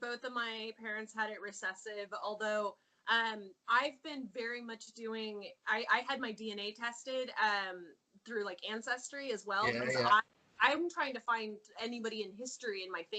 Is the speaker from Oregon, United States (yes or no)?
yes; Oregon coast, United States; I grew up here on Oregon on the coast. My dad's a fisherman. I grew up eating salmon.